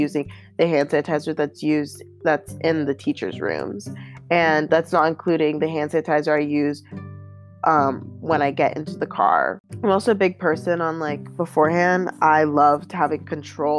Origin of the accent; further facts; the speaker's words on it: Pittsburgh, Pennsylvania, United States; I'm from Pittsburgh.